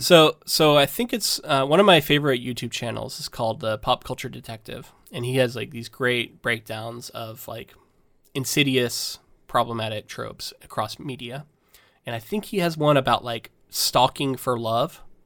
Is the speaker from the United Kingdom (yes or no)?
no; Florida, United States; we're both from Florida, so I didn't see s, I didn't see snow until I was probably Bella's age